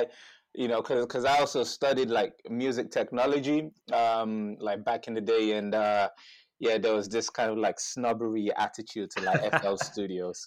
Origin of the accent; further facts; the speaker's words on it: Dublin, Leinster, Ireland; So I grew up in Dublin, first and foremost